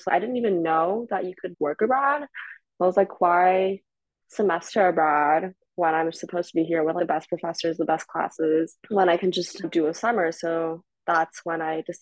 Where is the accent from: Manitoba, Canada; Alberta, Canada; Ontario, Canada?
Ontario, Canada; Toronto; moved away as an adult; also born or lived in China / Philadelphia, United States; now in New York City, United States; I moved to Canada. And then I did high school there